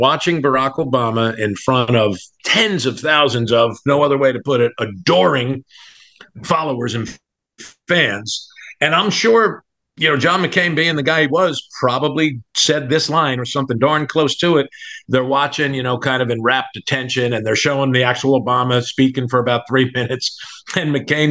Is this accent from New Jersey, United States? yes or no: yes; New Jersey, United States; now in US heartland (Midwest); I grew up on the East Coast in New Jersey.